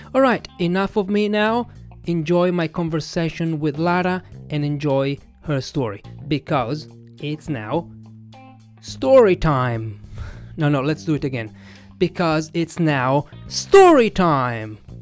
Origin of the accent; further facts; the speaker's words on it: Italy; I'm an English teacher from Italy